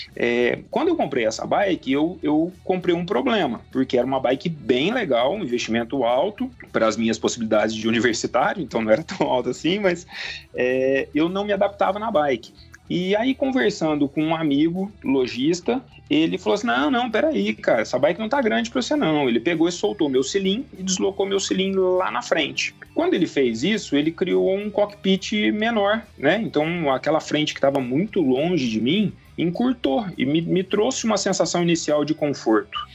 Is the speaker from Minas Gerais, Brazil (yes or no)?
yes; Poços de Caldas, Minas Gerais, Brazil; eu sou mineiro de Posto de Caldas, aqui divisa com o estado de São Paulo